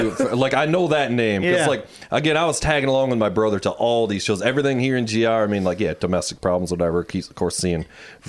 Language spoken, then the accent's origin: English; Muskegon, Michigan, United States; now in Grand Rapids, United States; But we grew up in Muskegon, so I wasn't here in Grand Rapids